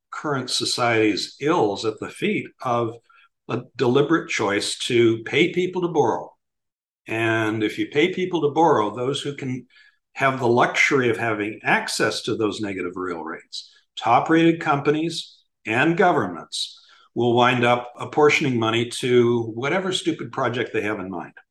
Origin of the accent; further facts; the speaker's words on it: Miami, Florida, United States; In Miami, my hometown